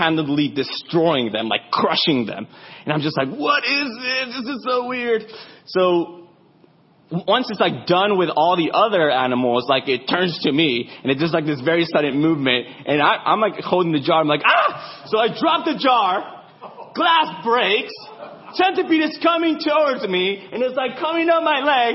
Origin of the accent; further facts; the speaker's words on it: Arizona, United States; I grew up in Arizona, so I'm a Zoni